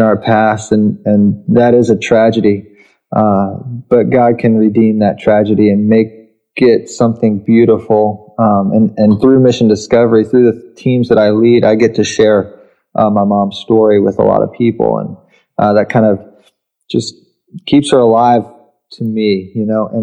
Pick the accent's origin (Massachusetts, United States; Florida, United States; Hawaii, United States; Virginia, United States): Virginia, United States; Richmond; I grew up in Richmond, Virginia